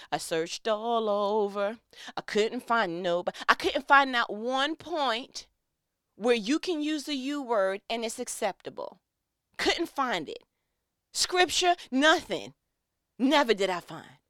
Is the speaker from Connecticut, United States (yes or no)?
no; New York, United States; I'm from New York